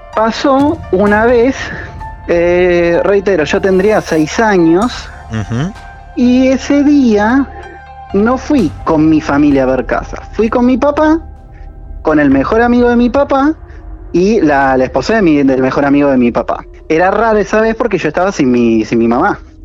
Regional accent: Buenos Aires, Argentina; now in Mar del Plata, Argentina; Yo soy de Villurquiza, de Capital.

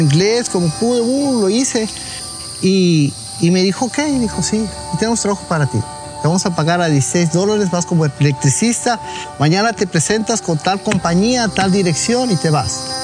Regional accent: Monterrey, Nuevo León, Mexico; moved away as an adult; also born or lived in Mexico City; now in United States; Yo soy nacido en Monterrey, Nuevo León y viví en México, Distrito Federal.

